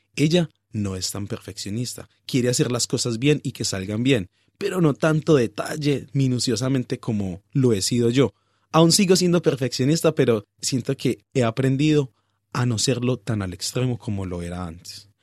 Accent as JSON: {"language": "Spanish", "town": "Pereira", "region": "Risaralda", "country": "Colombia", "moved": "as an adult", "lives_now": "Australia", "said": "de Pereira, mm, en Colombia nos consideran de que somos parte de los paisas"}